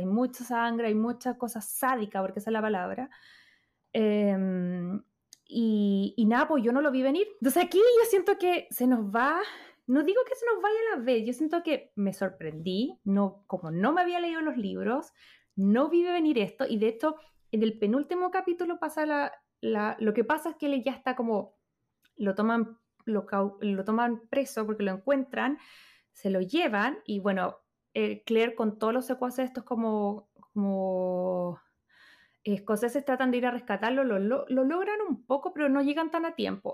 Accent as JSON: {"language": "Spanish", "country": "Chile", "moved": "yes", "said": "soy chilena"}